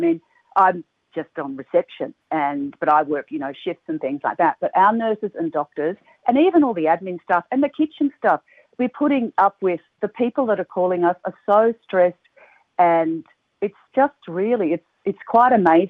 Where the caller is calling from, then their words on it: Melbourne, Victoria, Australia; I'm calling you from Richmond in Melbourne